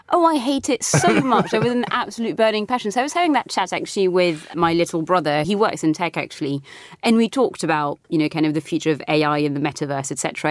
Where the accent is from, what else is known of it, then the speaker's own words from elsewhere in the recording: France; also born or lived in Britain; now in United Kingdom; I grew up in France